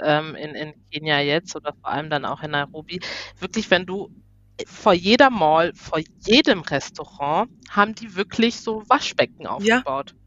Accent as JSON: {"language": "German", "country": "Germany", "said": "ich komme aus Deutschland"}